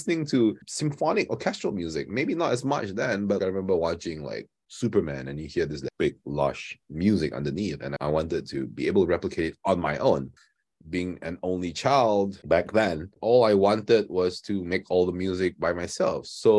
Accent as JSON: {"language": "English", "town": "Kuching", "region": "Sarawak", "country": "Malaysia", "tie": "born or raised there", "said": "When we were growing up in Kuching"}